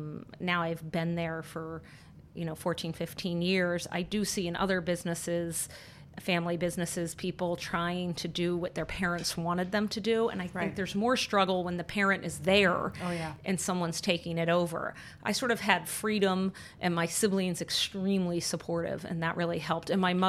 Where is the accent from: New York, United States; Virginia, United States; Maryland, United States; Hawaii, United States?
Maryland, United States; Annapolis; I grew up in Annapolis, Maryland